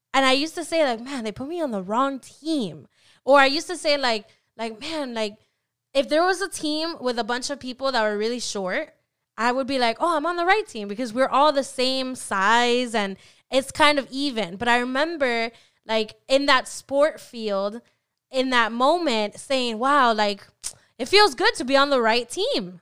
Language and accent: English; Orlando, Florida, United States; At least where I was raised, I was raised in Orlando